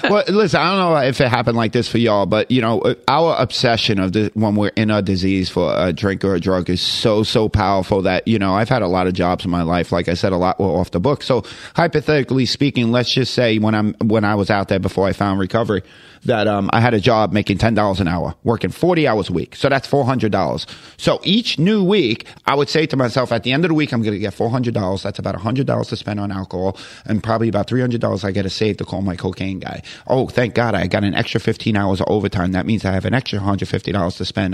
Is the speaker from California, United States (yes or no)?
no; New York City, New York, United States; moved away as an adult; now in Jacksonville, United States; I conned my way into coming to Jacksonville, Florida from Queens, New York